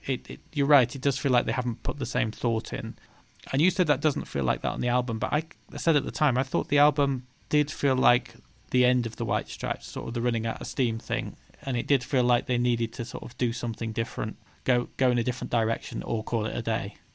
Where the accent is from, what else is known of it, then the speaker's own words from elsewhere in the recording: the north of England, United Kingdom; being Northern English people ourselves